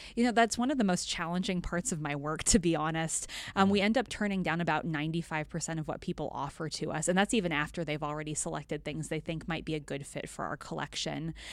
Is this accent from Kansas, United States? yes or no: yes; western Kansas, United States; I grew up on a, a farm in a small town in rural western Kansas